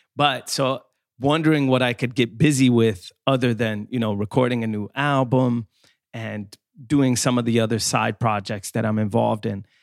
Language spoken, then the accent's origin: English; Skåne, Sweden; moved away; I. come from the south of Sweden, from Skåne